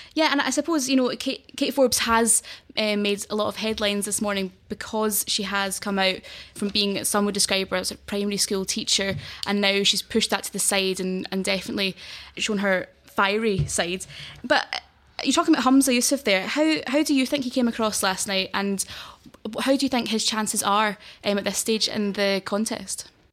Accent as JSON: {"language": "English", "town": "Glasgow", "region": "Scotland", "country": "United Kingdom", "tie": "born or raised there", "also_born_or_lived": "Isle of Mull", "moved": "as an adult", "lives_now": "London, United Kingdom", "said": "I was born and raised in Glasgow and have lived and studied there all my life"}